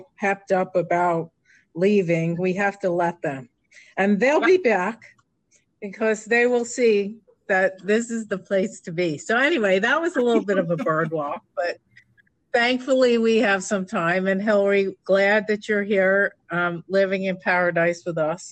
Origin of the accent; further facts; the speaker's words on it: New York, United States; moved away as an adult; now in Palm Springs, United States; As a New York transplant 31 years ago